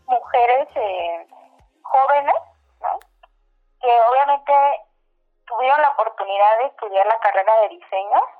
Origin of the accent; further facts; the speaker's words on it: Oaxaca, Mexico; Yo soy de, como lo, de, en donde yo abrí el showroom, en está el showroom que es la comunidad de Oaxaca de León, ubicada en la región mixteca de Oaxaca.